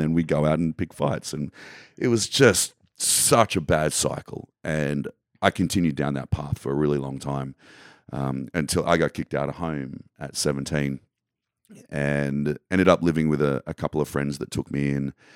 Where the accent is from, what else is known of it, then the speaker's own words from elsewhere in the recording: Australia; where I grew up in Australia